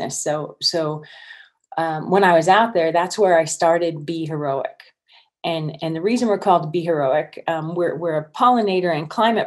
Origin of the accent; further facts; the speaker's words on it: San Joaquin Valley, Central California, United States; also born or lived in Northern Sierra Nevada, California; I grew up in Central California and in the San Joaquin Valley